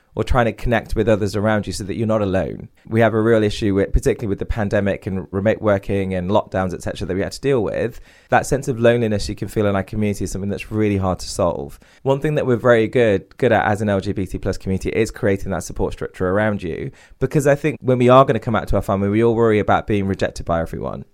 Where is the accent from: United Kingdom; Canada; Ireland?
United Kingdom; Derby, East Midlands; my parents are from India, I grew up in Derby